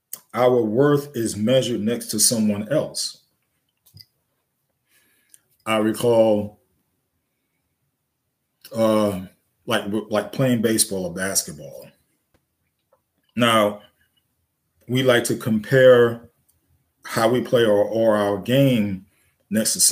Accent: New York City, New York, United States; I grew up in the Bronx, New York, South Bronx

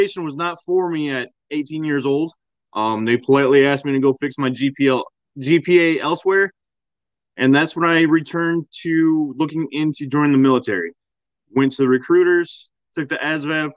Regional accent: a small town in Southwest Michigan, United States; Grew up in a small town, Southwest Michigan. Closest town anyone would know is probably Kalamazoo or South Haven

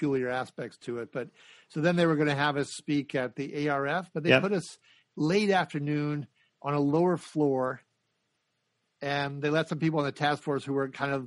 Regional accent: North Dakota, United States; moved away; I come from North Dakota by background. So we're not a lot of blue bloods there

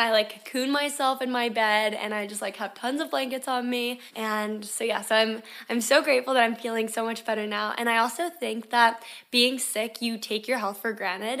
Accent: Delaware, United States; moved away as an adult; also born or lived in Florida; if I didn't move out of Delaware when I did when I was eighteen years old

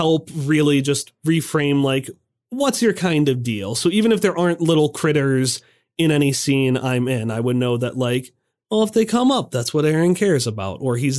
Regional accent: Hartford, Connecticut, United States; I'm from Hartford, and my want is to befriend all the little critters.

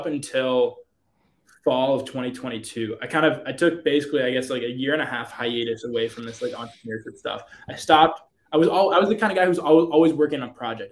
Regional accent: outside of Pittsburgh, Pennsylvania, United States; also born or lived in Michigan; we grew up outside of Pittsburgh

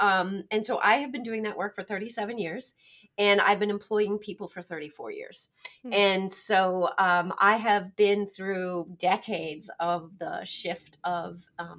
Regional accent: Massachusetts, United States; I hail from Massachusetts.

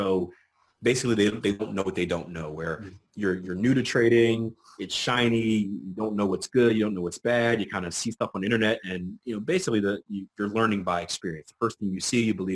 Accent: Philadelphia, Pennsylvania, United States; I'm from Philadelphia, PA

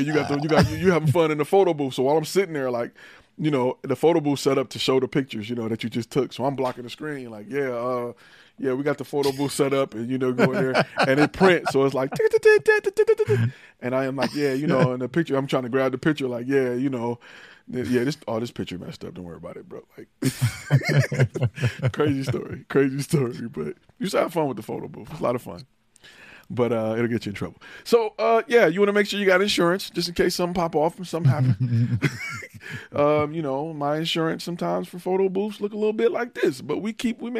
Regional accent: Detroit, Michigan, United States; moved away; also born or lived in Atlanta; I'm from Detroit

